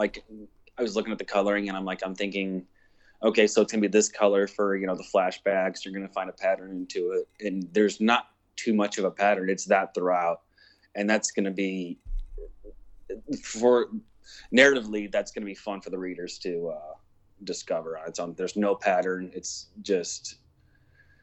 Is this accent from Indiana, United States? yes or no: yes; Lake County, Indiana, United States; I'm from Lake County, Indiana.